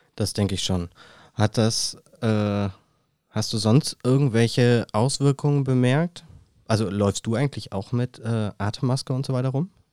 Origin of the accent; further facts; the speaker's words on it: Germany; Bei uns in Deutschland